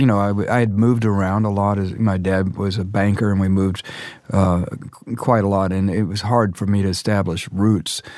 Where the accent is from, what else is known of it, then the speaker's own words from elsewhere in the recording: Dallas, Texas, United States; I grew up in Dallas in the Methodist Church